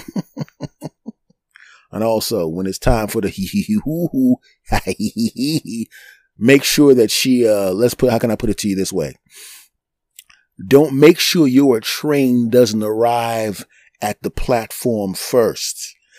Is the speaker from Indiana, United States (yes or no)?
no; Philadelphia, Pennsylvania, United States; moved away; also born or lived in New York; my hometown of Philadelphia